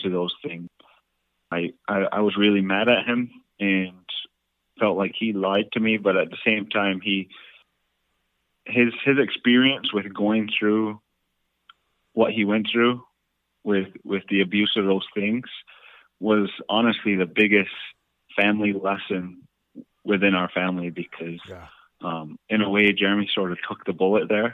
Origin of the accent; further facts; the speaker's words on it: Onondaga Reservation, New York, United States; growing up on Onondaga Reservation